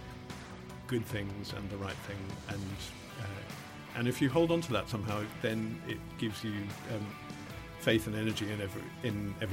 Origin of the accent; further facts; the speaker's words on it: Australia; growing up in Australia in the 70s, 80s